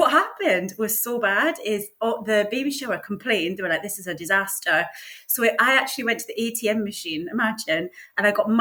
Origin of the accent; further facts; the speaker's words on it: St Monans, Scotland, United Kingdom; now in Sidcup, United Kingdom; I am from a fishing village called St. Monans, which is in Fife